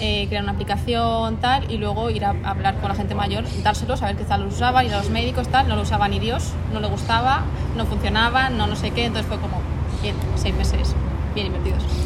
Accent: Segovia, Castile and León, Spain; moved away as an adult; also born or lived in Madrid / Brazil / Valencia; yo salgo de Segovia, aunque hay gente que no se lo cree, pero soy de Segovia. Y bueno, estuve ahí hasta los 18

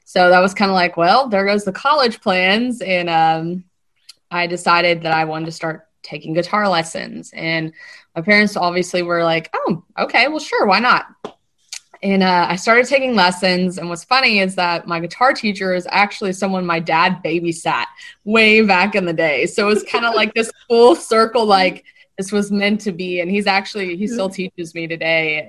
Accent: Lexington, Kentucky, United States; moved away as an adult; now in Nashville, United States; born and raised in Lexington, Kentucky

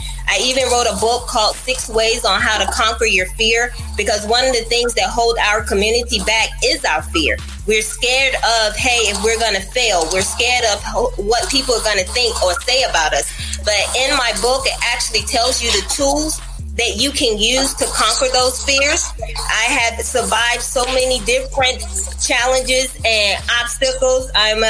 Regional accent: Portsmouth, United States; I actually was born and raised in Portsmouth and has been able to travel around to see different states and everything.

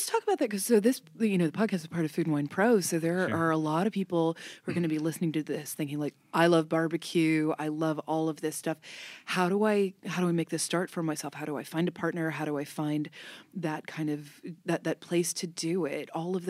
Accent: Kentucky, United States; I grew up in Kentucky, but we didn't really have barbecue in the part where I grew up.

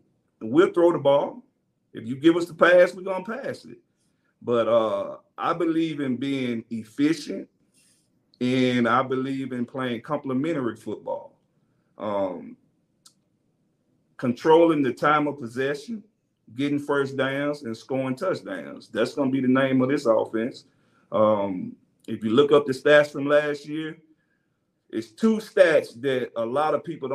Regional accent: Mississippi, United States; I'm from Mississippi

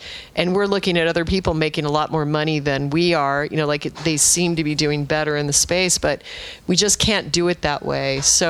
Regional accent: Alaska, United States; I was raised in Alaska, and I went to... very proudly went to Arizona State, which Rich does not recognize as a real institution.

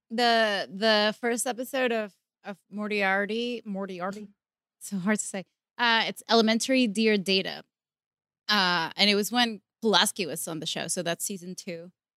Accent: Venezuela; English is a second language; moved away; I come from Venezuela

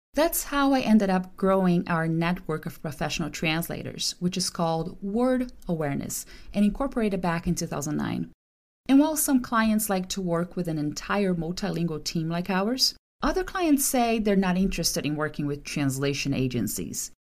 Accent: Brazil; moved away as an adult; now in California, United States; I'm from Brazil

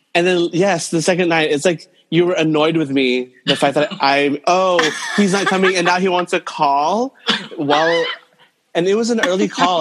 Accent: Santa Maria, California, United States; now in New York City, United States; I'm in California, uh, in Santa Maria, Central Coast. Um, but I'm based in New York City, but I'm been holed up in my hometown uh, since July

